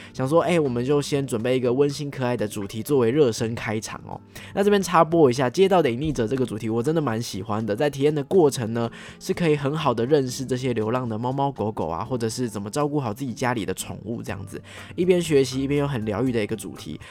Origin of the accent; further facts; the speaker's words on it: Taiwan; 作为台湾人